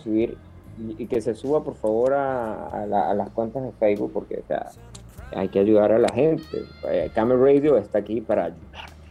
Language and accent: Spanish; Venezuela; Amigo, yo soy venezolano yo soy venezolano. como muy buen venezolano que soy